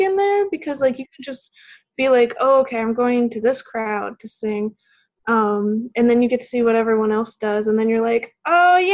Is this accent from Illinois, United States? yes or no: yes; Chicago, Illinois, United States; moved away as an adult; now in Huntsville, United States; I grew up around Chicago, Illinois, which definitely has snow